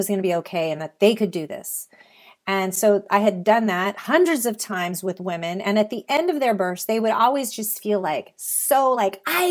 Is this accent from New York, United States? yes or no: no; Salinas, California, United States; I grew up in the Salinas Valley, which is known in the central coast of California as the salad bowl of the world